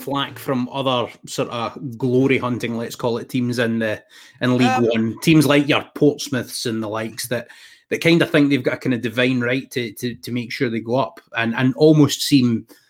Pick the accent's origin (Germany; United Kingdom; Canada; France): United Kingdom; Scotland; being Scottish